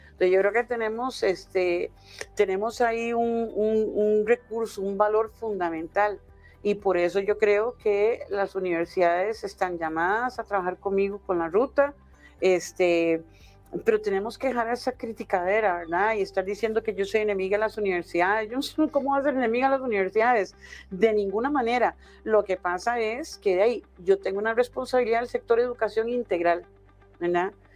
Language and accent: Spanish; Costa Rica; moved away; yo en realidad como costarricense afuera